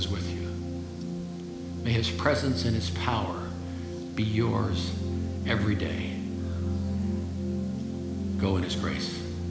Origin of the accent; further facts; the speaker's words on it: Illinois, United States; Where are you from? I said, I'm from Illinois.